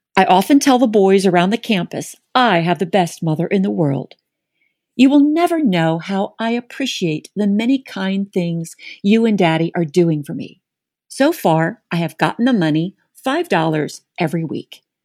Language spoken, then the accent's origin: English; Atlanta, Georgia, United States; growing up in Atlanta as the preacher's daughter at North Avenue Presbyterian